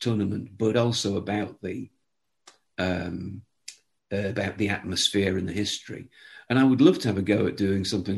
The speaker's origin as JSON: {"language": "English", "town": "Nottingham", "region": "East Midlands", "country": "United Kingdom", "tie": "born or raised there", "also_born_or_lived": "Newcastle upon Tyne, England", "said": "although I was born in Newcastle, which is in the northeast of England, I grew up in Nottingham."}